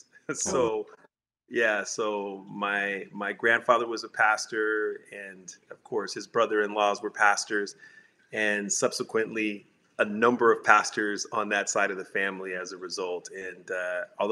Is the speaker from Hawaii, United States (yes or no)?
no; Inland Empire, California, United States; also born or lived in San Diego, California; soon after moved to the Inland Empire, so the San Bernardino, Loma Linda area